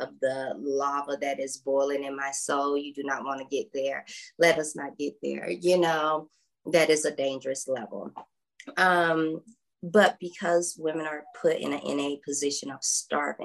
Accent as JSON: {"language": "English", "region": "South Georgia", "country": "United States", "tie": "born or raised there", "said": "I was raised in South Georgia in the Bible Belt"}